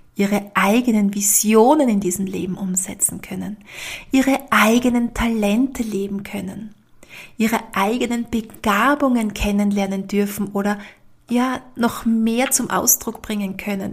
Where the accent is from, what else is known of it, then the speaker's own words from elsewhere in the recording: Austria; bei uns in Österreich